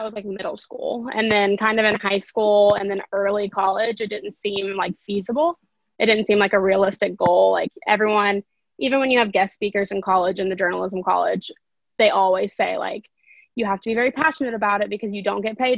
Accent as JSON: {"language": "English", "town": "Lexington", "region": "Kentucky", "country": "United States", "tie": "born or raised there", "said": "I am from Lexington, Kentucky, so where UK is, and I majored in journalism at UK with a minor in business. And yeah, so I've pretty much just been in Lexington my entire life"}